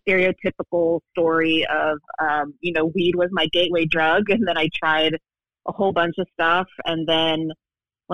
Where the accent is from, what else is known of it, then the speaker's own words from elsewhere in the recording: Waco, Texas, United States; moved away as an adult; also born or lived in Northern California; now in New York City, United States; I am originally from Northern California, but mom and I moved to Waco when I was 8. So I pretty much grew up in Waco.